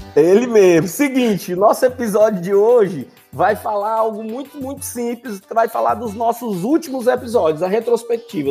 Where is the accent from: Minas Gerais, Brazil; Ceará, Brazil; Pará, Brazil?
Ceará, Brazil; Fortaleza; oriundo lá do Conjunto Ceará, aqui no Brasil